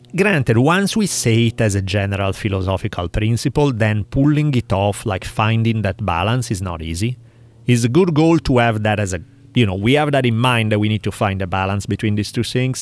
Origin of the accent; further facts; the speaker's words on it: Milan, Lombardy, Italy; moved away; where I grew up, in, in the part of town where I grew up in Milan